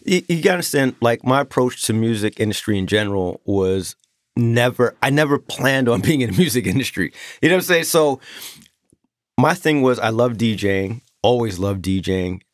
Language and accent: English; New York City, New York, United States; moved away; also born or lived in Long Island; I'm from Queens